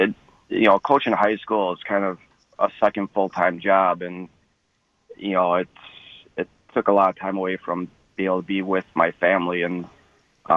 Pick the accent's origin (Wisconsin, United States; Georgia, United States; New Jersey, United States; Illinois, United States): Wisconsin, United States; Sheboygan Falls; also born or lived in Grafton, Wisconsin; I grew up in Sheboygan Falls